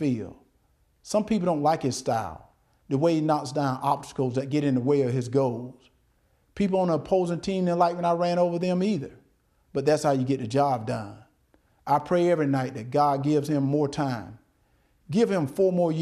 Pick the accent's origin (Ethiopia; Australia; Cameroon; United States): United States; Deep South; born or raised there